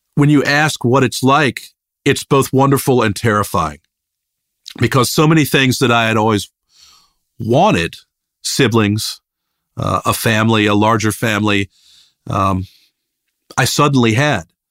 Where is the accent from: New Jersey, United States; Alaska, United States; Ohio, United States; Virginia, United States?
Virginia, United States; Richmond; moved away; also born or lived in Athens, Georgia; I grew up in Richmond, Virginia, this, a medium-sized city on the East Coast